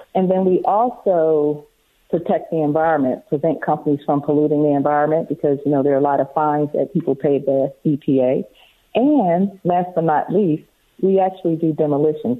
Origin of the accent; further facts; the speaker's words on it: outside of Philadelphia, Pennsylvania, United States; I grew up on the East Coast in Philadelphia, well, outside of Philadelphia